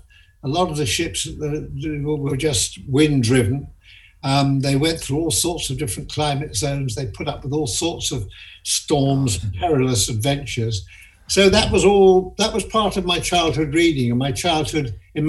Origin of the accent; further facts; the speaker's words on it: Sheffield, Yorkshire and the Humber, United Kingdom; when I was growing up in Sheffield